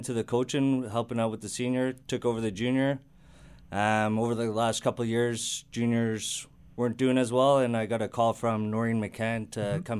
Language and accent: English; Toronto, Ontario, Canada; Grew up in the city here. Grew up my whole time in the city